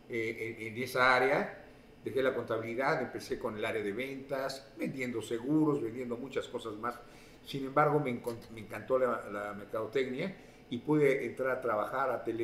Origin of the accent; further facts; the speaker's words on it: Mexico City, Mexico; moved away as an adult; also born or lived in Orizaba, Veracruz / Ciudad Juárez; now in Utah, United States; soy, originario de Orizaba, Veracruz, pero desde la edad de 5 o 6 años nos mudamos a, la Ciudad de México. Y ahí crecí